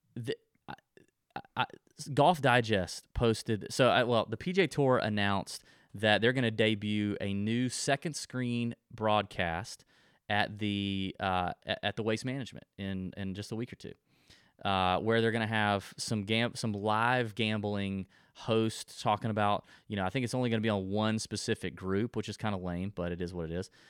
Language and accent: English; Georgia, United States; I'm from Georgia